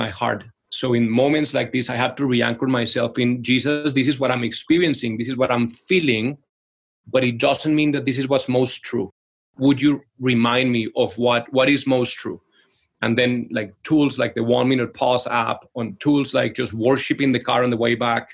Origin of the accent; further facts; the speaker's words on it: Colombia; moved away; we're originally from Colombia, so playing salsa music and Colombian music in the living room